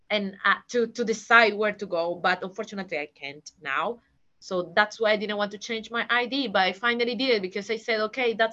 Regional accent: Peru; now in London, United Kingdom; when someone asks me oh where are you from i'm from peru oh where do you live um in and i just start with this kind of um yeah, in London. Yes, I live in London.

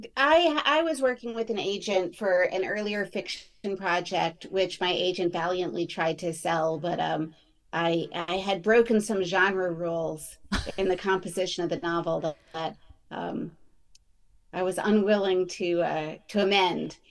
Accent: New York City, New York, United States; we grew up in New York City

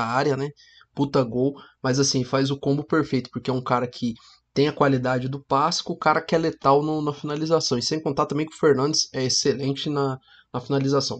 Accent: Cambé, Paraná, Brazil; A gente é do Paraná, a gente fala aqui do norte do Paraná, a gente fala da cidade de Cambé, próxima aqui de Londrina

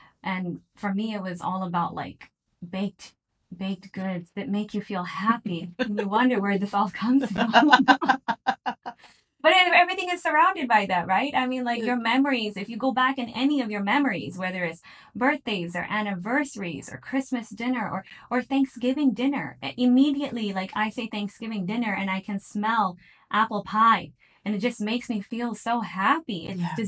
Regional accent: Virginia, United States; moved away as an adult; also born or lived in Miami, Florida; now in Saudi Arabia; So I am actually born in Miami. Okay. And I have been brought up in Virginia, but my background is actually from Pakistan.

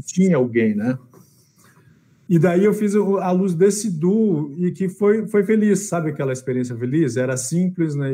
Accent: Porto Alegre, Rio Grande do Sul, Brazil; eu sou de Porto Alegre

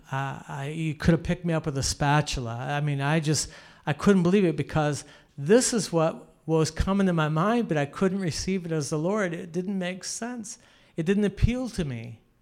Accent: Canada; I'm a Canadian

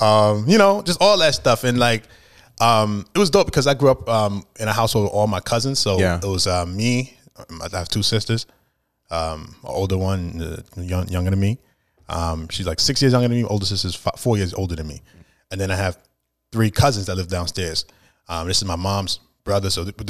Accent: New York City, New York, United States; Man, I love Brooklyn, bro. It was so amazing just because we grew up around so many different ethnicities and all that kind of stuff.

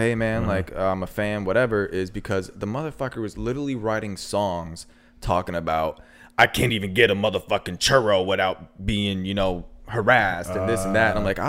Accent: Orlando, Florida, United States; I'm from Orlando.

